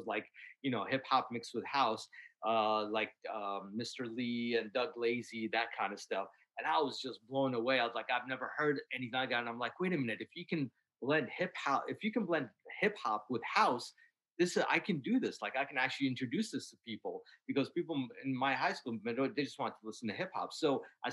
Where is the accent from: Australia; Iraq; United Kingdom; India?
Iraq; now in Washington, D.C., United States; I was born in Iraq, and you know, our music